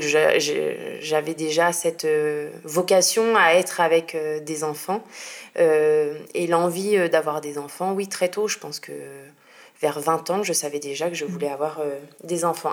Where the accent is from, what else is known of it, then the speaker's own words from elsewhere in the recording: Normandy, France; moved away as an adult; now in Marseille, France; J'habite à Marseille, mais je suis normande à la base.